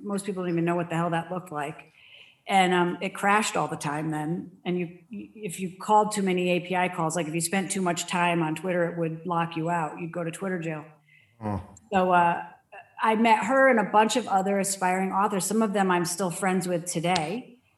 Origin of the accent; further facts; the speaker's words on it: Danbury, Connecticut, United States; moved away as an adult; also born or lived in Dover, Delaware; now in Arizona, United States; I grew up in Danbury, Connecticut, only about 45 minutes outside of Manhattan